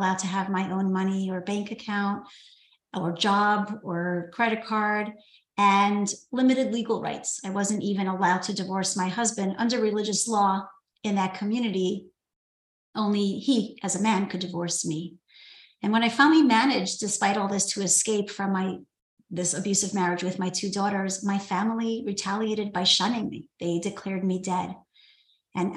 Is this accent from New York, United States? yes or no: yes; New York City, New York, United States; I grew up in New York City, in Brooklyn